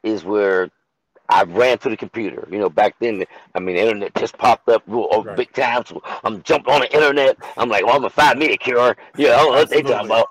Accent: Pittsburgh, Pennsylvania, United States; moved away as an adult; now in Atlanta, United States; I'm originally from Pittsburgh, Pennsylvania. I live in Atlanta, Georgia, currently right now

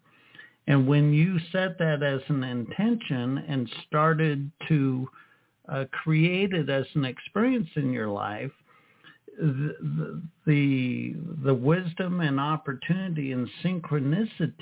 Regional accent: United States; I grew up in the States

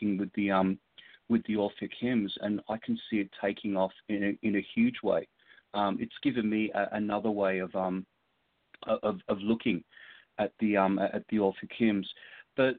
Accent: Sydney, New South Wales, Australia; now in Los Angeles, United States; my hometown of Sydney

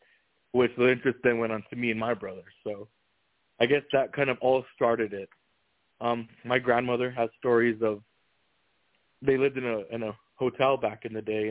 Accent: New Mexico, United States; now in Phoenix, United States; I'm not from here. That being said, when I grew up in New Mexico

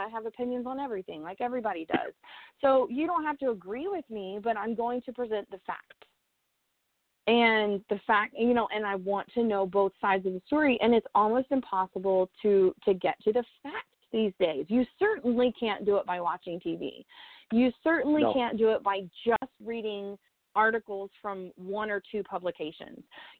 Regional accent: United States; I'm American born and raised. I've never lived anywhere else.

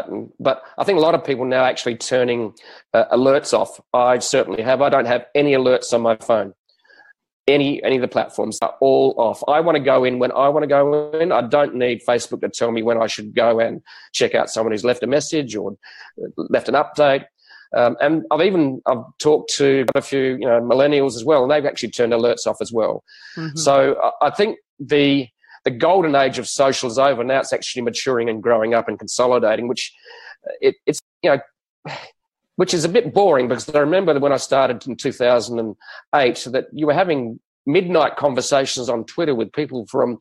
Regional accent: Australia; as an Australian

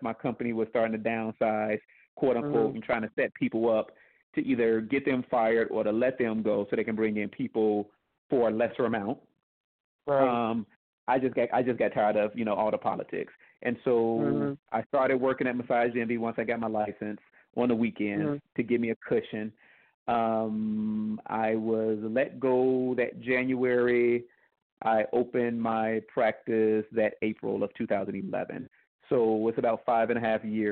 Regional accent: Indiana, United States; moved away as an adult; now in Dallas, United States; I'm originally from Indiana. I live in Dallas now.

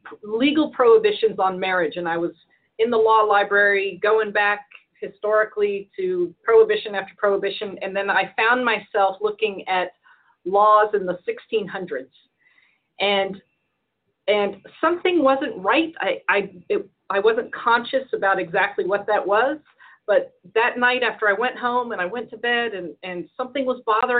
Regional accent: Edinburgh, Scotland, United Kingdom; born there; moved away; also born or lived in Victoria, Texas, United States; I was born in Edinburgh, Scotland.

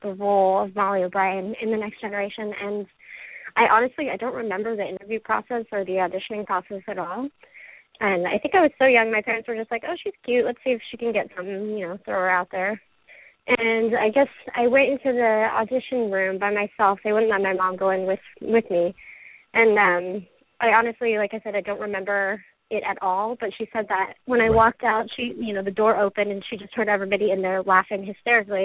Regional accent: Los Angeles, California, United States; accent: American; also born or lived in Thousand Oaks; I was actually born in Tarzana as well.

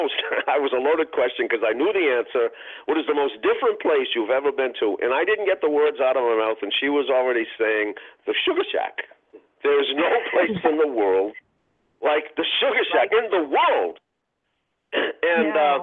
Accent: Boston, Massachusetts, United States; a kid, a white kid growing up in Roxbury

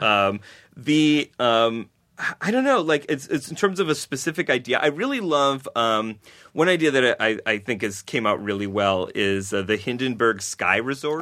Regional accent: Buffalo, New York, United States; I grew up in Buffalo, New York

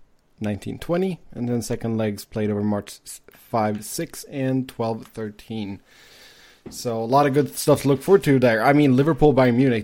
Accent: Sweden; my home country of Sweden

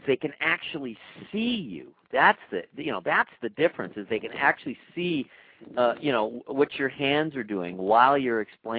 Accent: Los Angeles, California, United States; moved away; I'm from L.A. I'm from Southern California.

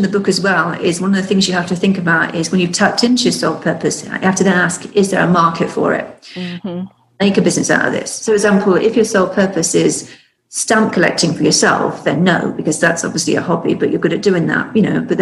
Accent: the South, United States; accent: Southern; That's my southern accent.

